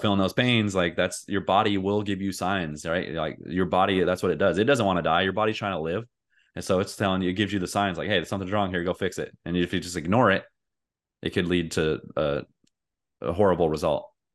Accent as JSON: {"language": "English", "country": "United States", "said": "I'm an American"}